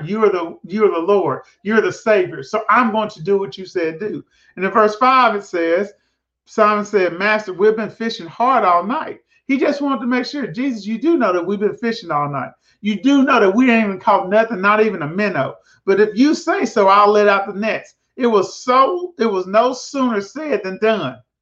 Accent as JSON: {"language": "English", "town": "Prescott", "region": "Arkansas", "country": "United States", "moved": "yes", "said": "I'm from Prescott, Arkansas, a little small town"}